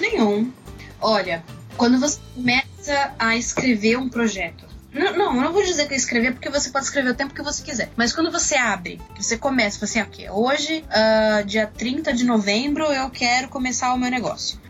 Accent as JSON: {"language": "Portuguese", "region": "São Paulo", "country": "Brazil", "moved": "as an adult", "lives_now": "Lisbon, Portugal"}